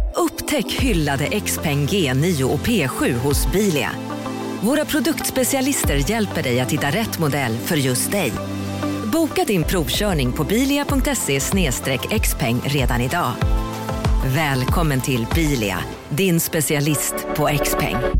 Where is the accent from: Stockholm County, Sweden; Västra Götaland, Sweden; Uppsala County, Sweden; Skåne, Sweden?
Skåne, Sweden; Kristianstad; moved away; hemma på ICA i Kristianstad